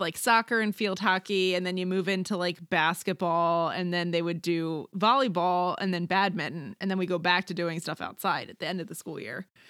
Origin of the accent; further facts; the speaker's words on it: Maryland, United States; I grew up in Maryland where lacrosse is really big